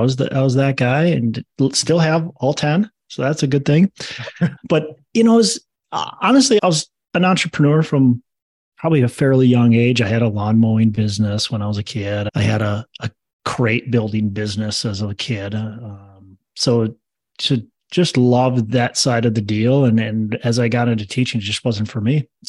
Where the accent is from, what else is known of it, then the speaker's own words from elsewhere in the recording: Minnesota, United States; I was born and raised in Minnesota, still actually live in Minnesota.